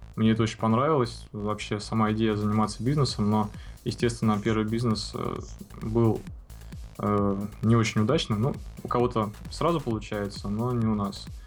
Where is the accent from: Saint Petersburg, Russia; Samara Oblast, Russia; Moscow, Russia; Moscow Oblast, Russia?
Saint Petersburg, Russia; живем в одном доме э, через парадную, такой питерской многоэтажке. Родился в Ленинграде